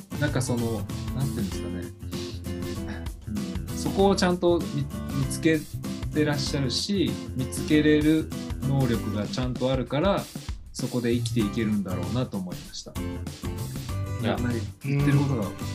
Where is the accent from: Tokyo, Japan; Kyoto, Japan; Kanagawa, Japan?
Kyoto, Japan; born or raised there; moved away